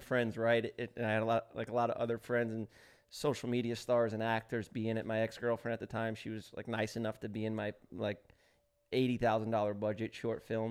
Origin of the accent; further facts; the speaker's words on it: New York City, New York, United States; moved away as an adult; I grew up in New York City